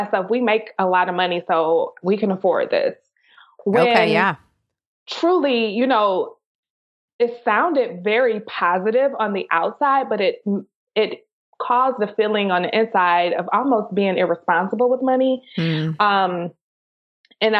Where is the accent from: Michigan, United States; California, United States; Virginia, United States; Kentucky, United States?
Michigan, United States; Detroit; moved away; I grew up in Detroit, Michigan.